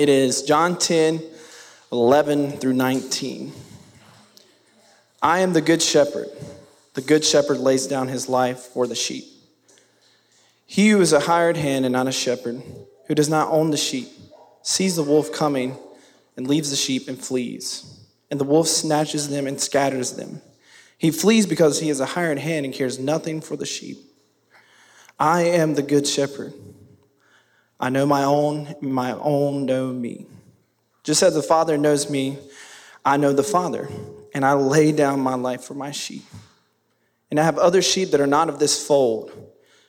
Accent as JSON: {"language": "English", "town": "Madison", "region": "North Carolina", "country": "United States", "said": "I'm from Madison."}